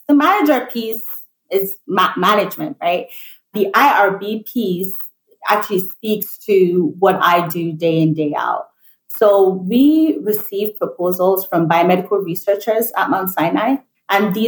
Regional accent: Nigeria; moved away as an adult; also born or lived in United Kingdom; now in New York, United States; Born and raised in Nigeria, I moved to the UK for my undergraduate degree

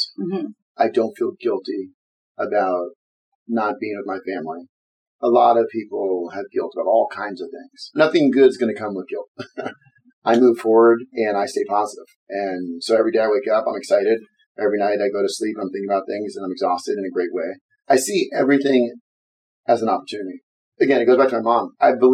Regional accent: Berkeley, California, United States; I'm from Berkeley, California

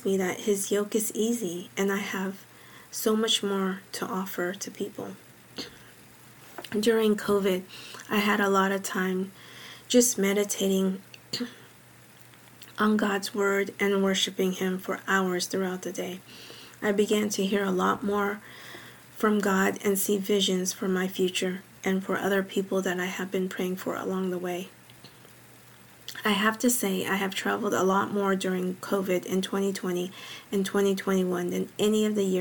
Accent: Northern California, United States; also born or lived in Philippines; I was born in the Philippines and moved to Northern California when I was 6 years old. And me and my family resided in Northern California

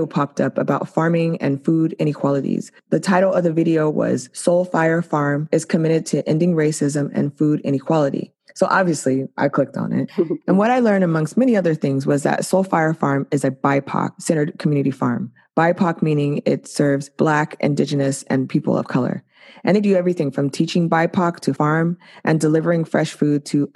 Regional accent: San Diego, California, United States; moved away; I was from San Diego

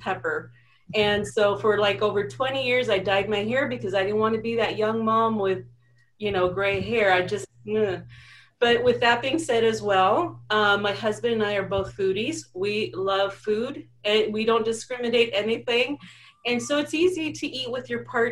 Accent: United States; also born or lived in Mexico; I was born in Mexico. I was brought here at the age of about 1.5 years old. So I am very Mexican, but I'm also very American, if you ask me. So anyways, with that being said, I went to school here

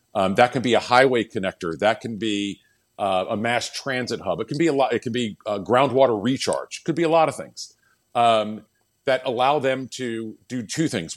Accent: Winston-Salem, North Carolina, United States; I grew up in Winston Salem

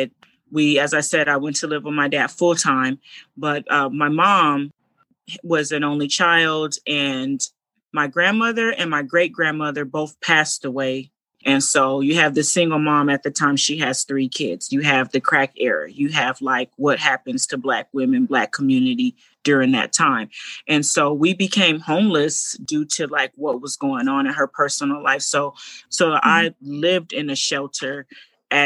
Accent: Los Angeles, California, United States; I was born in Los Angeles, California

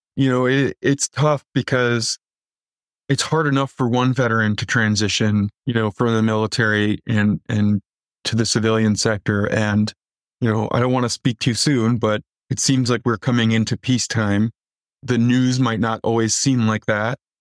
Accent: Waukegan, Illinois, United States; also born or lived in Antioch, Illinois; I grew up in Northern Illinois in a town called Waukegan

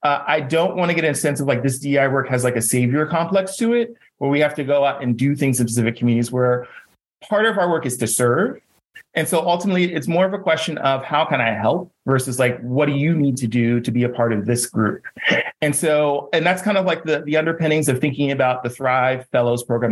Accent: Jersey City, New Jersey, United States; I am from Jersey City.

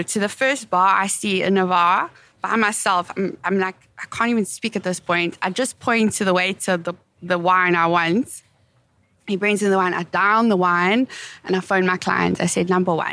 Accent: South Africa; my pronunciation being South African

